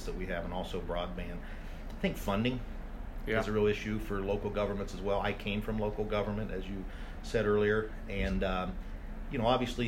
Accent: Hartford City, Indiana, United States; my hometown of Hartford City

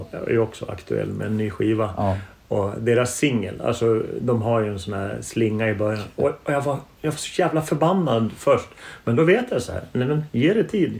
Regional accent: Norrland, Sweden; när jag växte upp i, i Norrland

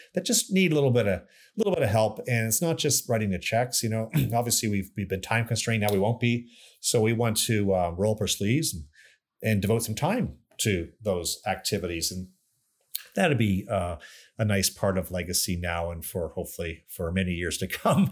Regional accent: Canada; moved away; also born or lived in New York / Chicago; I'm proud Canadian, I'm American as well, but I'm, you know, born in Canada, and, and it was nice to come back to run Mackenzie

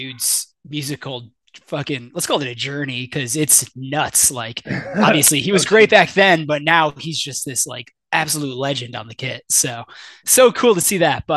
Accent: Shelby Township, Michigan, United States; moved away as an adult; now in McKinney, United States; I grew up in Shelby Township, which is, you know, north of Detroit

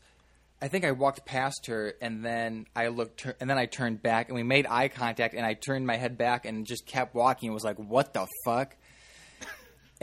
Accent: Chicago suburbs, Illinois, United States; growing up in the Chicago suburbs

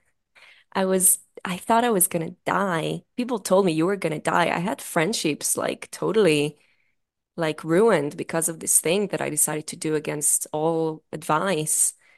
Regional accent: Israel; accent: thick accent; moved away as an adult; I'm from Israel, uh, if that isn't obvious by the, by the thick accent, uh, I was born and raised

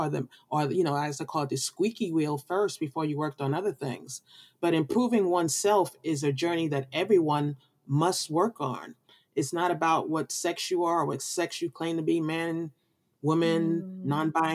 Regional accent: New York City, New York, United States; being from the Brooklyn of New York

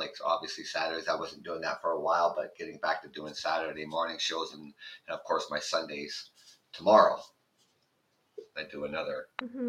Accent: Canada; I'm from Canada.

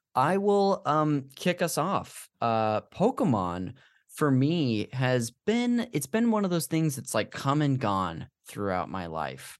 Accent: Modesto, California, United States; this church we went to growing up in Modesto

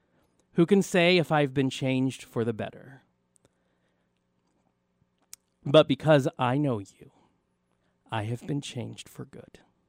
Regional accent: Tulsa, Oklahoma, United States; I came here from Tulsa, Oklahoma

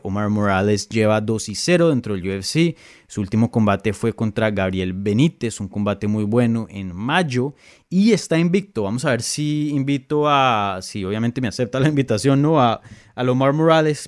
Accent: Bogotá, Colombia; Yo soy de Bogotá

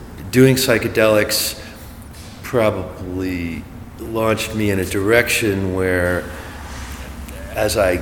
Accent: Berkeley, California, United States; also born or lived in Los Angeles; I grew up in Berkeley

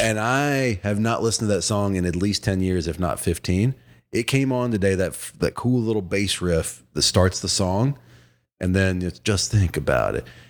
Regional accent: Virginia, United States; as a kid growing up in Virginia who was a Braves fan

